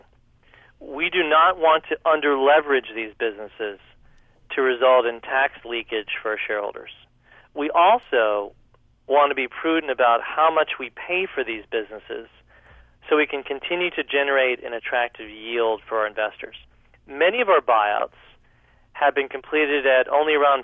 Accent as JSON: {"language": "English", "country": "United States", "said": "I'm an American"}